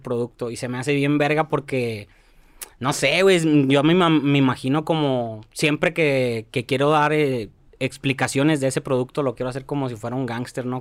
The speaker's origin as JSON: {"language": "Spanish", "country": "Mexico", "tie": "born or raised there", "said": "Cuando nací, cuando crecí en la Nueva Tlaxcala, éramos católicos"}